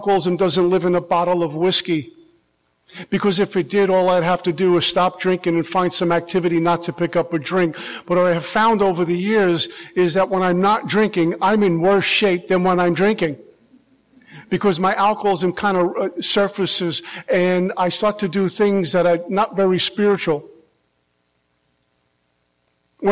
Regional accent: New York, United States; now in Florida, United States; I'm originally from New York

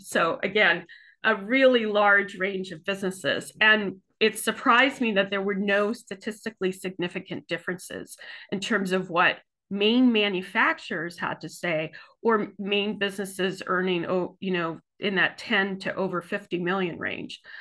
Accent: Southern California, United States; now in Maine, United States; I too am from away. I'm from Southern California, and I, I came to Maine in nineteen ninety-three

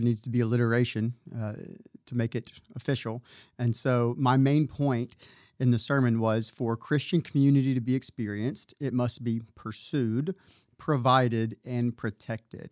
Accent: Mobile, Alabama, United States; moved away as an adult; now in McKinney, Texas, United States; I was born and raised in Mobile, Alabama

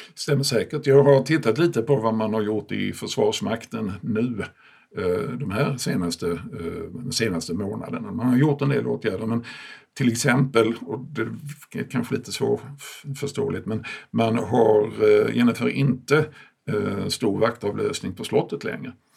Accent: Malmö, Skåne, Sweden; hemma i Malmö, som är min barndomsstad

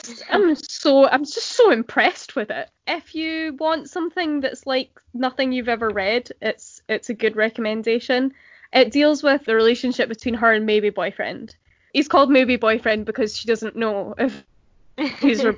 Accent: central Scotland, United Kingdom; being Scottish, obviously, it's not the same as Irish, but in central Scotland we do have a lot of overflow culture from the Troubles.

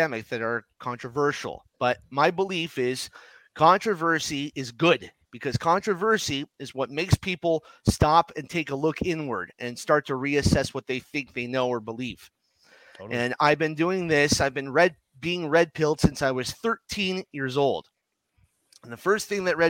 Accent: Ottawa, Ontario, Canada; I'm from Ottawa, Ontario, Canada, which is right next to Gatineau, Quebec. I learned French.

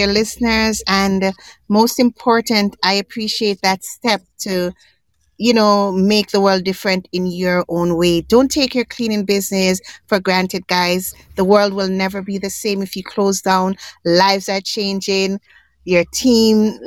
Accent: Jamaica; now in Canada; I was born in Jamaica. I'm an island girl.

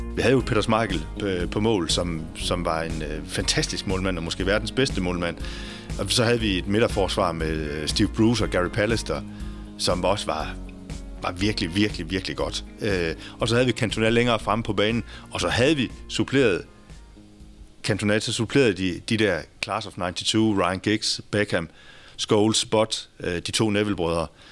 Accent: Denmark

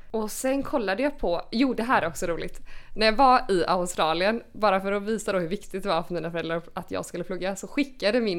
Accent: Gothenburg, Västra Götaland, Sweden; moved away as an adult; also born or lived in Lund / Malmö; now in Copenhagen, Denmark; jag är från Göteborg

